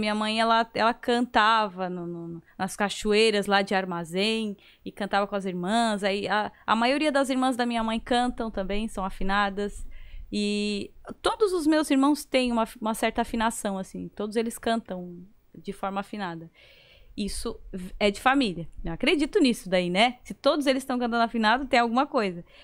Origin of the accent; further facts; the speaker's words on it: Criciúma, Santa Catarina, Brazil; Ah, mas eu tava em Criciúma, gente